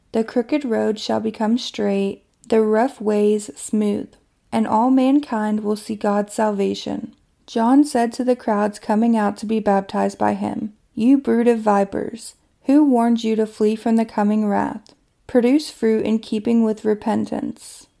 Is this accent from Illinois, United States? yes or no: no; Kentucky, United States; my hometown in Kentucky